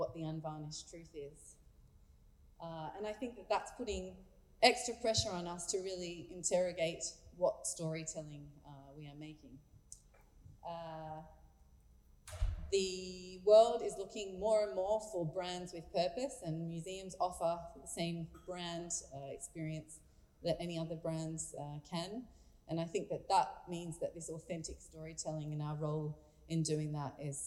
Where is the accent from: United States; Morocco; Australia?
Australia; now in Abu Dhabi, United Arab Emirates; as an Australian who is not fluent in French nor Arabic